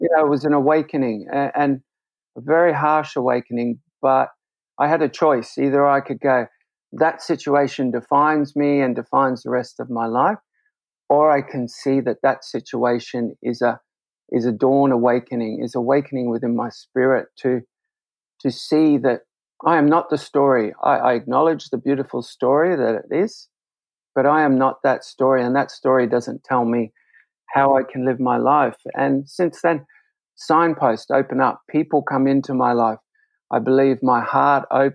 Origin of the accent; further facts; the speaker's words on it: Brisbane, Queensland, Australia; I grew up in Brisbane